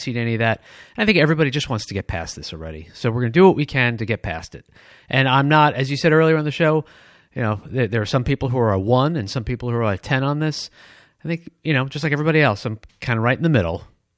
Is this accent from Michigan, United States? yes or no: yes; Detroit, Michigan, United States; but I grew up in Michigan. Remember, it's Detroit.